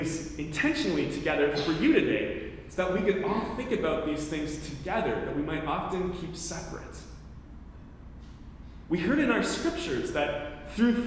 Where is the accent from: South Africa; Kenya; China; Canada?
Canada; moved away as an adult; also born or lived in Chicago; I was from Canada